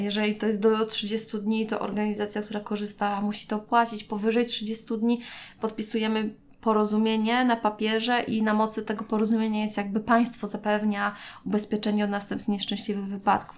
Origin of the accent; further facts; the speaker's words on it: Gdańsk, Pomeranian Voivodeship, Poland; jestem z Gdańska, więc też mieszkałam jeszcze wtedy z rodzicami